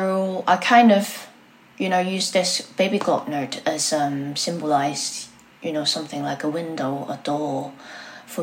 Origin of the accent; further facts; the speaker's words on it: Hong Kong; also born or lived in Brighton, United Kingdom / Manchester, United Kingdom; now in London, United Kingdom; I was born in Hong Kong and then I came to the UK quite many years ago.